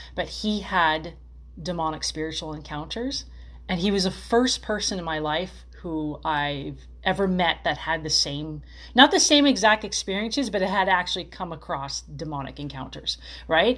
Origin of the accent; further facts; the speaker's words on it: Los Angeles, California, United States; I'm from Los Angeles